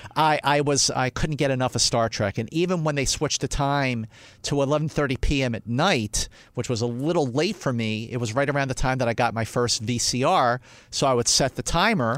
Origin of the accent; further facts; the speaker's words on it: Philadelphia, Pennsylvania, United States; I grew up in Philadelphia, Northeast Philadelphia